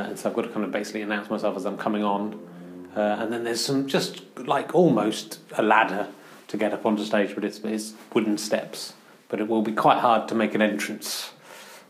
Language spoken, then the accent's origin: English; Cheddar, South West England, United Kingdom; moved away; also born or lived in London; I grew up nearby. I grew up in Cheddar in Somerset.